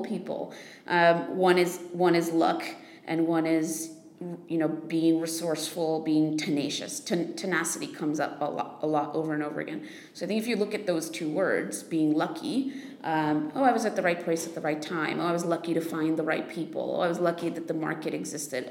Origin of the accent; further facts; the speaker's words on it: United States; I'm American